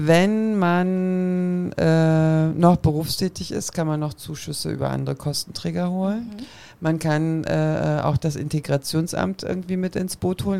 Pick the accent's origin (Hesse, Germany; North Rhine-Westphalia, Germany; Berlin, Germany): Berlin, Germany; ich bin in Kreuzberg groß geworden